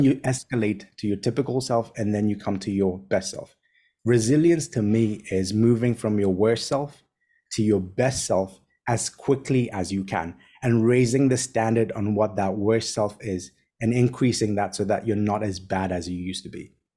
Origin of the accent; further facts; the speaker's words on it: Tanzania; also born or lived in Kenya; now in Hong Kong; born and raised in Tanzania, studied in Kenya. I now live in Hong Kong.